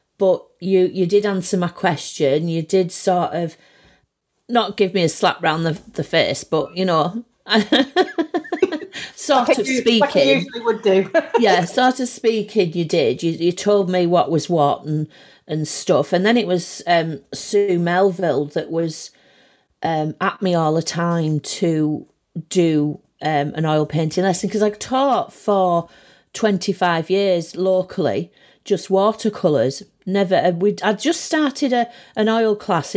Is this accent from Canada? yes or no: no; Barrow-in-Furness, North West England, United Kingdom; also born or lived in Manchester; I was born in Manchester, and then we moved to Barrow when I was about 18 months. And then apart from being at college, at art college, I've always lived around here